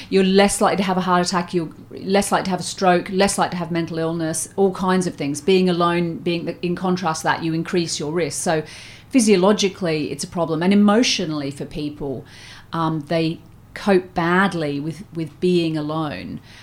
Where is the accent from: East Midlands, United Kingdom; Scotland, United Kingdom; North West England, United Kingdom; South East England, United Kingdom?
South East England, United Kingdom; Surrey; moved away as an adult; also born or lived in Australia; I grew up in Surrey